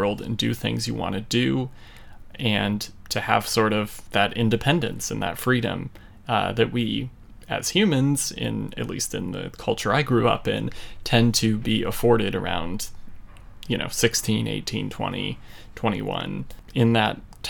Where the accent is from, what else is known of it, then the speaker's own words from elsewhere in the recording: United States; as an American child